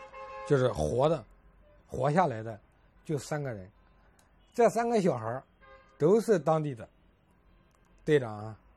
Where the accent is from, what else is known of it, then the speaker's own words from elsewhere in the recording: Fuyang, Anhui, China; born there; 这个地方就是我出生的地方。